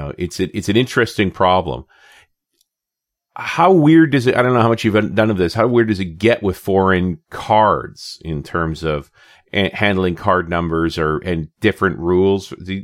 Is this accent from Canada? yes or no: yes; Canada; being the Canadian in the room